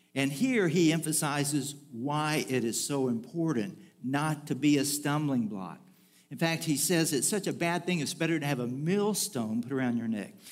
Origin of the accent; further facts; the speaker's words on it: Bridge City, Texas, United States; moved away; there really isn't a way to get into my hometown without crossing a bridge of some form or fashion or another.